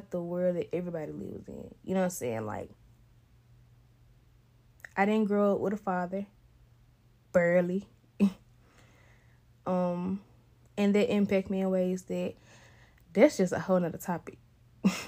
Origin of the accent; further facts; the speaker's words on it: Memphis, Tennessee, United States; I was born in Memphis, Tennessee, November 99.